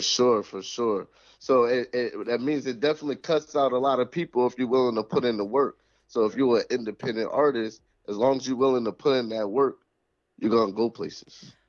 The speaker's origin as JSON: {"language": "English", "town": "Springfield", "region": "Massachusetts", "country": "United States", "tie": "born or raised there", "said": "this where we born and raised"}